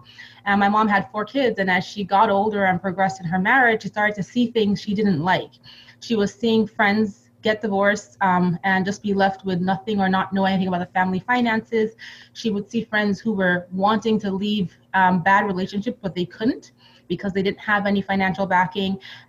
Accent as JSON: {"language": "English", "country": "Nigeria", "tie": "born or raised there", "also_born_or_lived": "Europe", "said": "Yeah, so I actually grew up, you know, between Nigeria and Europe."}